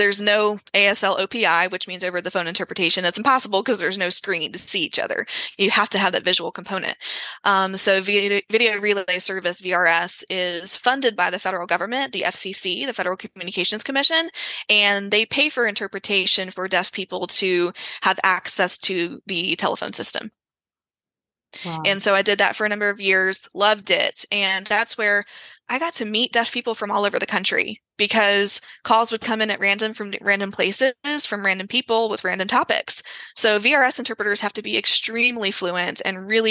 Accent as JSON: {"language": "English", "town": "Greenville", "region": "South Carolina", "country": "United States", "tie": "born or raised there", "said": "my hometown of Greenville, South Carolina"}